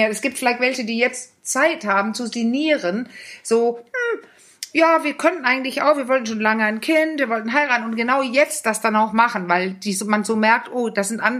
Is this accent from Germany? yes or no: no; Denmark; Übrigens, was ich immer so witzig fand, ich als Dänin